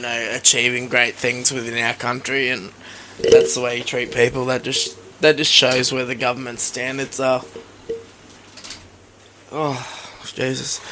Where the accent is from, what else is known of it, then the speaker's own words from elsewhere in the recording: Australia; as an Australian